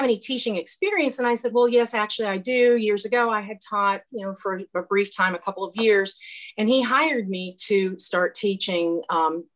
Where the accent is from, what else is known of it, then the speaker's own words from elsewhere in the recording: Lima, Ohio, United States; moved away; I'm from Lima, Ohio, which is halfway between Dayton and Toledo. So I grew up a Buckeye